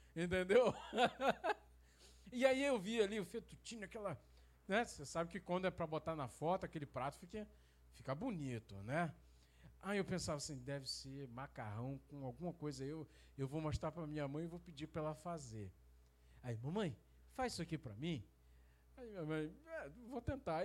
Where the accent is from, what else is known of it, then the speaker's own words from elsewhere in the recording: Rio de Janeiro, Brazil; now in Campos dos Goytacazes, Brazil; eu fui criado no Rio de Janeiro